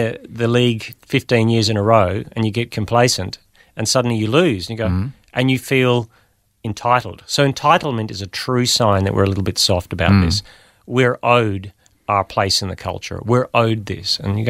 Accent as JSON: {"language": "English", "country": "Australia", "tie": "born or raised there", "also_born_or_lived": "Belfast, Northern Ireland"}